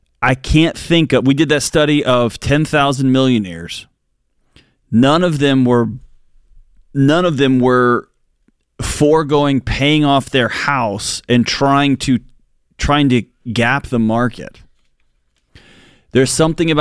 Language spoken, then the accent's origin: English; Houston, Texas, United States; I grew up in Houston